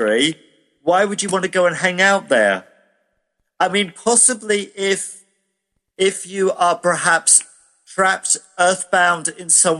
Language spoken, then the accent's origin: English; United Kingdom; I'm British